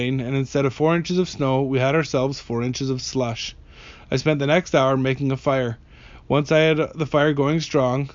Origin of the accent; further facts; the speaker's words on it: Canada; I grew up in the Canadian Rockies